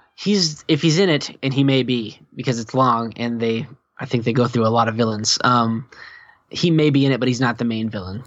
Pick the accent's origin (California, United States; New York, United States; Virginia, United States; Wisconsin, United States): Virginia, United States; now in Indiana, United States; not from Indiana. I'm from Virginia